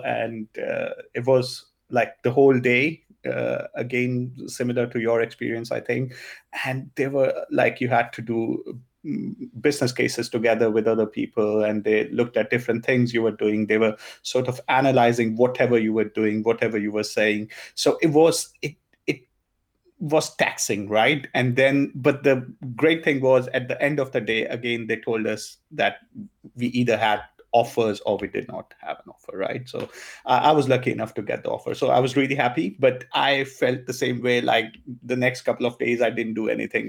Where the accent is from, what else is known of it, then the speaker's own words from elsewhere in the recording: India; first language Punjabi; English is a second language; moved away as an adult; now in Germany; I grew up in India